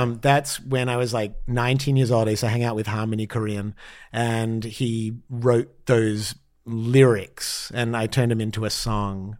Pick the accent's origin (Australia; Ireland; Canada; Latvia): Australia; moved away as an adult; now in Los Angeles, United States; as an Australian